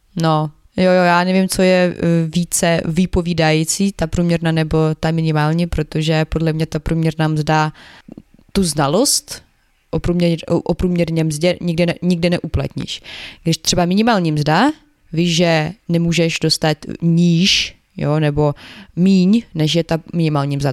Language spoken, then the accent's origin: Czech; Ukraine; Czech is a second language; now in Czech Republic